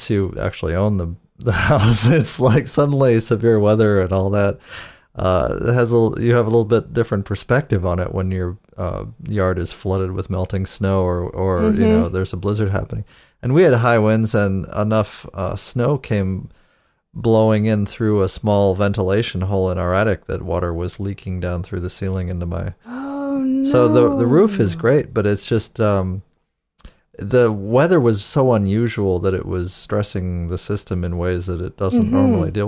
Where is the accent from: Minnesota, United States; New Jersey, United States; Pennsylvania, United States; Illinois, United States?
Pennsylvania, United States; Erie; I grew up in Erie, Pennsylvania, which gets snow like Buffalo.